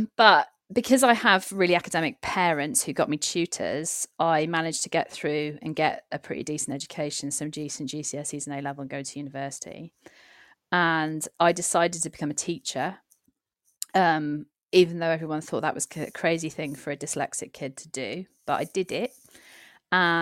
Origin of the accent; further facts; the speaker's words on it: Cardiff, Wales, United Kingdom; moved away; also born or lived in Gloucestershire; I'm from a big city. I'm from Cardiff.